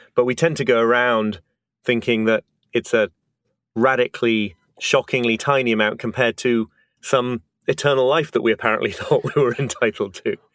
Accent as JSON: {"language": "English", "country": "United Kingdom", "moved": "yes", "lives_now": "New York, United States", "said": "I'm British, but live"}